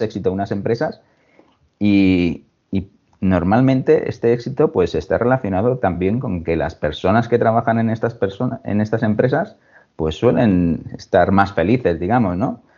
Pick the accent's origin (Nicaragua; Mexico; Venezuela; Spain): Spain; Alicante, Valencian Community; moved away as an adult; now in Mallorca, Spain; nací en Alicante hace ya unos, unos cuantos años me decidí por, estudiar relaciones laborales en, la Universidad de Alicante